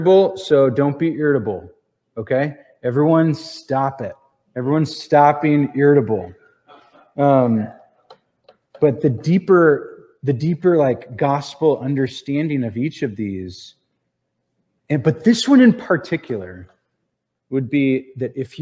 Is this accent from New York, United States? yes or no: no; Ohio, United States; we're from Ohio